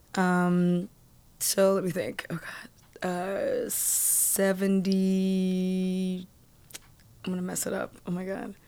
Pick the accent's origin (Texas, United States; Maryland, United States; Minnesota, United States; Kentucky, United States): Maryland, United States; Columbia; moved away; also born or lived in Boston / New York; I grew up in Columbia, Maryland